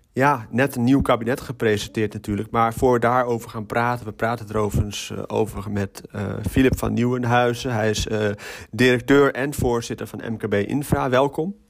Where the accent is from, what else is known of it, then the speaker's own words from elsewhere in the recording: Utrecht, Netherlands; now in Maarssen, Netherlands; ik ben in Utrecht geboren, ik woon in Maarsen